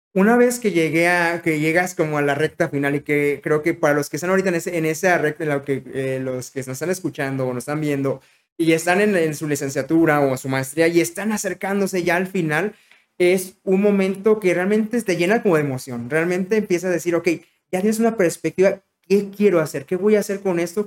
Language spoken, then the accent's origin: Spanish; Mexico; en México, siendo mexicano